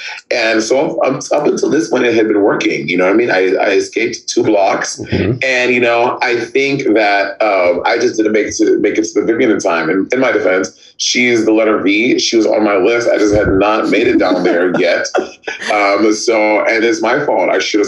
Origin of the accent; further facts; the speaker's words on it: Northern Ireland, United Kingdom; And I cannot believe that my own countrymen, because I am Northern Irish, did this to me.